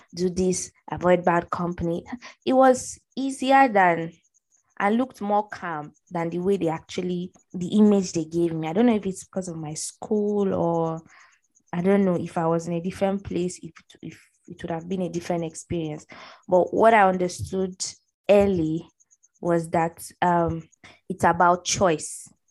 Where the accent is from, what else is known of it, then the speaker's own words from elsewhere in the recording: Middle Belt, Nigeria; also born or lived in Borno State; I'm from the Northeast, Borno State particularly, but I grew up in the uh, middle belt